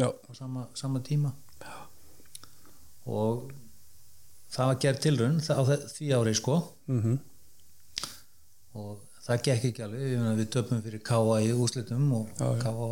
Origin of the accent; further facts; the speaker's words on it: Mosfellsbær, Capital Region, Iceland; ég er alin í upp í Mósó